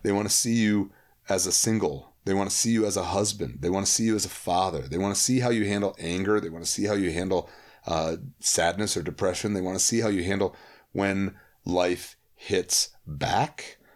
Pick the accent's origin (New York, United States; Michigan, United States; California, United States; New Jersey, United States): Michigan, United States; Holland; I grew up in Holland, Michigan